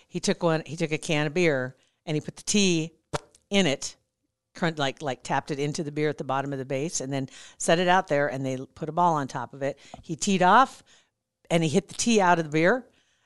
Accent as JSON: {"language": "English", "area": "Platte River, Salt Creek", "region": "Nebraska", "country": "United States", "tie": "born or raised there", "said": "I grew up around the Platte River in Salt Creek"}